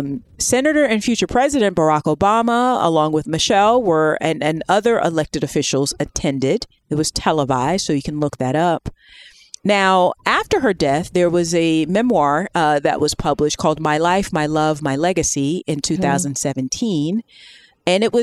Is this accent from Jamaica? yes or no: no; United Kingdom; But and also, I'm British.